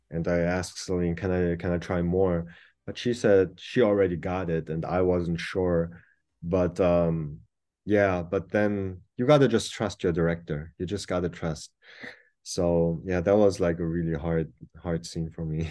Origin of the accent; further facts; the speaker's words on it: Germany; first language German; English is a second language; moved away as an adult; also born or lived in New York; now in South Korea; being born and raised in Germany and having lived in New York for close to seven years and now being back in Korea, ultimately German was my first language